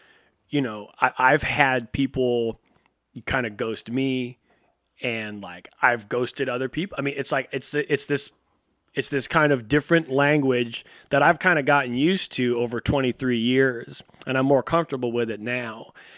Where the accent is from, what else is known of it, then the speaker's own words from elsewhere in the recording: San Jose, California, United States; moved away as an adult; also born or lived in Seattle, Washington; now in Los Angeles, United States; I've been on the West Coast my whole life. I was born in Seattle. I went to high school in San Jose. And then when I was 18, I moved here, and I've been here ever since